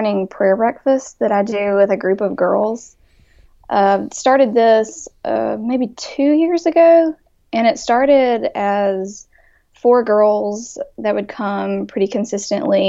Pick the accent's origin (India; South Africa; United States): United States; Jackson, Mississippi; I grew up here in Jackson, Mississippi.